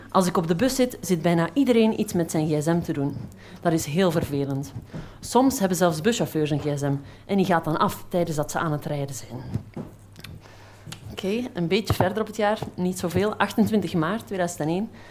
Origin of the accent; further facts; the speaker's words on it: Flanders, Belgium; accent: Flemish; Ik kom uit Vlaanderen, dat zal je wel horen.